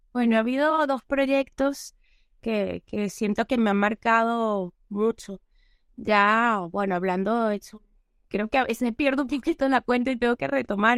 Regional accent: Venezuela; moved away as an adult; now in Spain; han pasado casi nueve años que no he vuelto a mi tierra

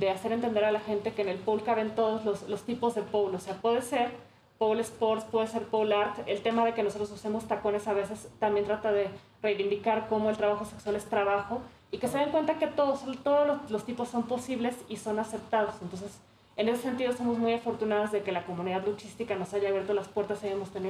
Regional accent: Oaxaca, Mexico; el personaje de … surge porque yo soy del estado de Oaxaca y quería un poco honrar toda la tradición mezcalera que existe

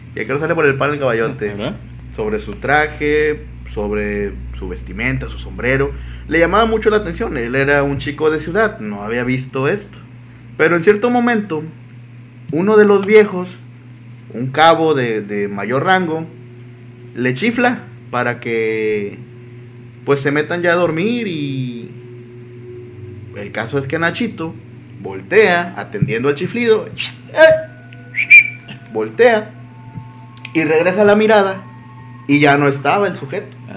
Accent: Mexico; yo sí soy mexicano

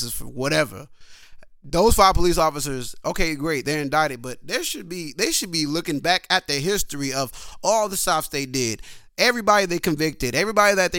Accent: Sacramento, California, United States; I'm from California, the capital

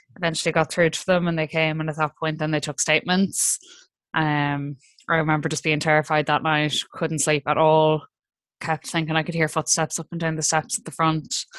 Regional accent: Ireland; as Irish people

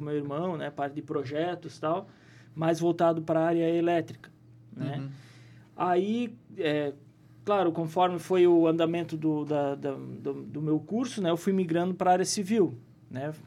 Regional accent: Presidente Getúlio, Santa Catarina, Brazil; also born or lived in Caçador; eu posso dizer que eu sou de Presidente Getúlio, né? Me criei aqui, embora não tenha nascido, mas me criei na, na cidade, né?

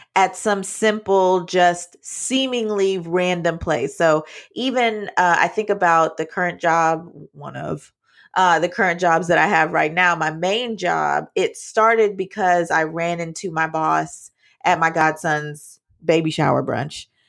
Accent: Jamaica; I'm Jamaican

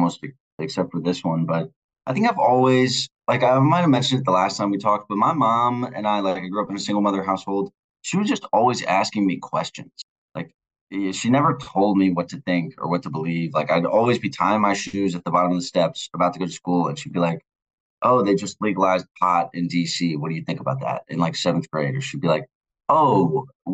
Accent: Virginia Beach, Virginia, United States; moved away as an adult; also born or lived in Florida; now in Washington, D.C., United States; I live in D.C. I'm from Virginia Beach

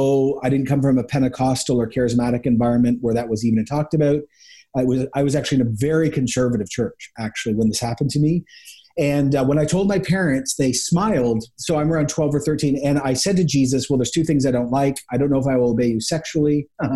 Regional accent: Ecuador; I grew up actually in Ecuador in the 80s. So I lived a National Geographic experience before the internet, before globalization.

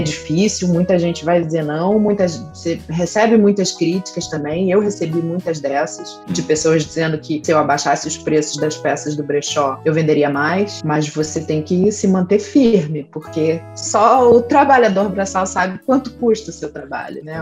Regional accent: Rio de Janeiro, Brazil; eu sou nascida e criada no Rio de Janeiro

